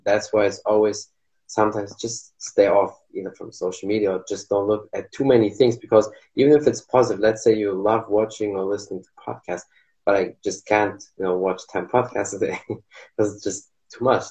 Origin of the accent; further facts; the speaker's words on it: Germany; English is a second language; I'm here from Germany, so I know my English is not perfect